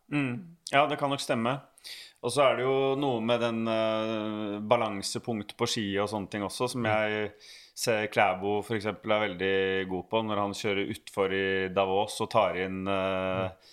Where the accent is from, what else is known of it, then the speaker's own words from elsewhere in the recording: Bærums Verk, Akershus, Norway; jeg vokste opp på Bærums Verk